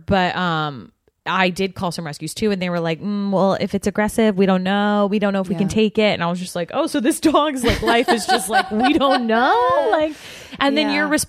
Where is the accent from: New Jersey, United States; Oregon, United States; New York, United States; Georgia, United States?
Georgia, United States; accent: Southern; I was in Georgia. {S4} Okay. {S3} I'm from Georgia.